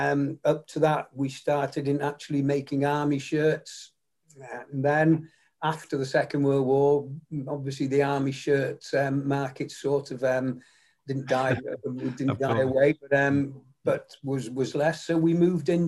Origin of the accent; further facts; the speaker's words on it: Macclesfield, North West England, United Kingdom; also born or lived in St Annes-on-Sea; then we moved to Macclesfield when I was only 3 years of age